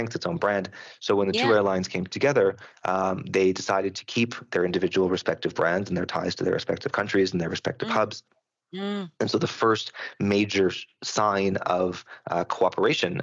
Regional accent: Canada; I'm Canadian

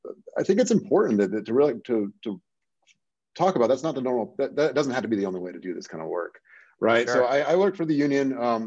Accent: Seattle, Washington, United States; I'm from the Seattle area.

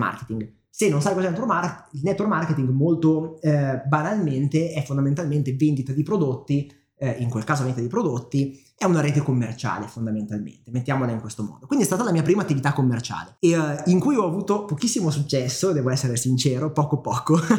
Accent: Milan, Lombardy, Italy; sono nato e cresciuto qui a Milano.

